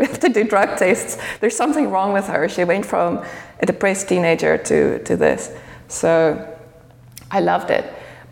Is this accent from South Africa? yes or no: yes; South Africa; moved away as an adult; now in Geneva, Switzerland; I'm South African, born and bred. I only came to Geneva maybe 6 years ago.